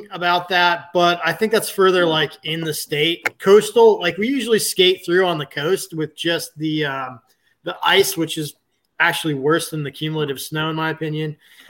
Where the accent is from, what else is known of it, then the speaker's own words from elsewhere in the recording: Northern Michigan, United States; moved away; also born or lived in California; After growing up in Northern Michigan, I feel like I hit my snow quota by the time I was like 12.